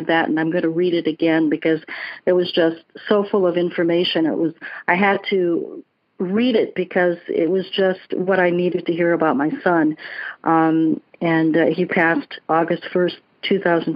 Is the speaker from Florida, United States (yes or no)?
yes; Sarasota, Florida, United States; I'm also from Sarasota, Florida